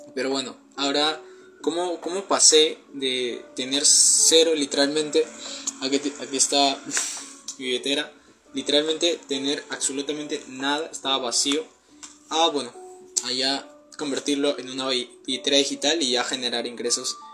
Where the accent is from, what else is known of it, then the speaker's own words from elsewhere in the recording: Peru; tengo 19 años, soy de Perú